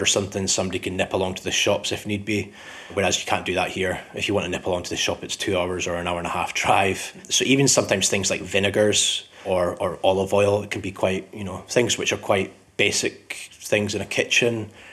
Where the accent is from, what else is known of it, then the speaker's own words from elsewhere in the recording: Scottish Borders, Scotland, United Kingdom; also born or lived in Edinburgh; I'm originally from Edinburgh, but I grew up in the Scottish Borders.